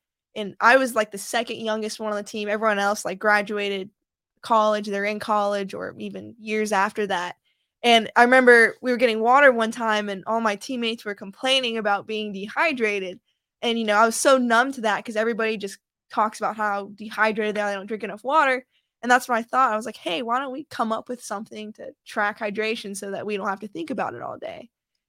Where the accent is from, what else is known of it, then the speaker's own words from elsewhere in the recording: Austin, Texas, United States; also born or lived in Dayton, Ohio; I'm a military brat. My mom and dad are retired Air Force. And so I was born in Dayton, Ohio. And then when I was little, I moved to Austin, Texas, and I pretty much grew up there, raised there, and graduated high school.